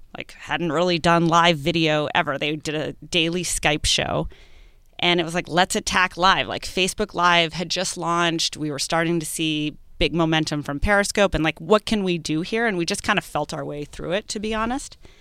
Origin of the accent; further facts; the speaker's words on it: New England, United States; being a New Englander